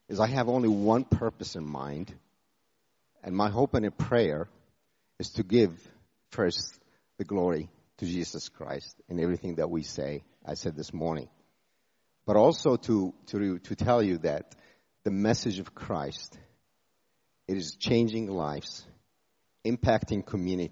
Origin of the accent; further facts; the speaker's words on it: Jordan; moved away as an adult; also born or lived in United States; I was born in Jordan from a Muslim background. I went to the U.S. at age 18